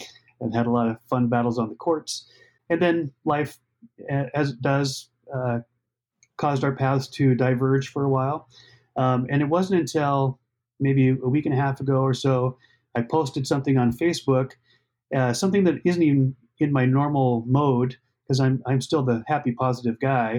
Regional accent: Montana, United States; moved away as an adult; also born or lived in Minneapolis; I grew up in Montana.

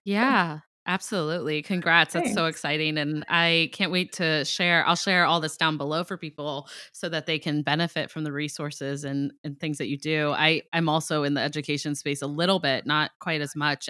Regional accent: Ohio, United States; now in Boston, United States; I'm from Ohio. I'm like a Midwest girl

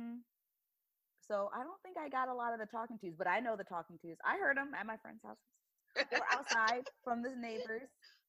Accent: Canada; I don't know that phrase at all, but I'm from Canada.

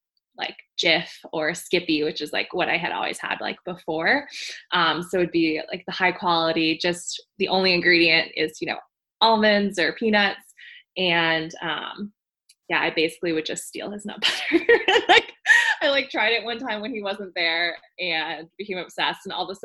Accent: Florida, United States; moved away as an adult; I grew up in Florida, went to high school there. And then after high school, I kind of wanted to get as far away from home as possible. So I was like, let's go to Minnesota.

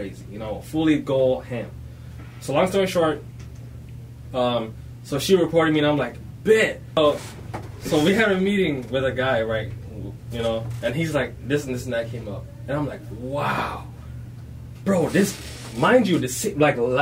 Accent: Ghana; I'm from Ghana, Africa

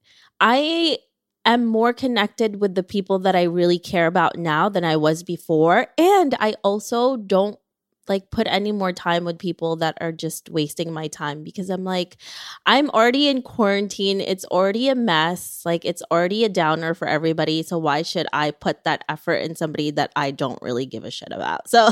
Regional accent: Philippines; moved away; when I was growing up in the Philippines, there was a lot of nature.

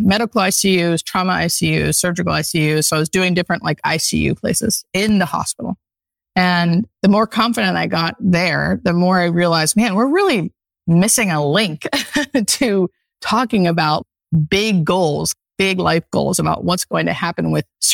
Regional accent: Pennsylvania, United States; now in Los Angeles, United States; I grew up in Pennsylvania in the country, definitely a country girl at heart

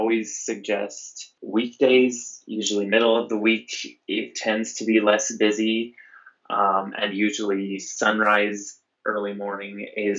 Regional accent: Nebraska, United States; now in Western Colorado, United States; Growing up in Nebraska, my parents would take me camping a lot

